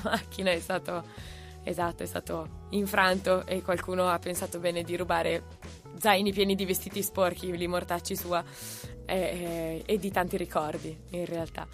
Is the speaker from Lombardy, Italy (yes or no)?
yes; Brianza, Lombardy, Italy; la tappa più difficile è stata in realtà partire da, dalla Brianza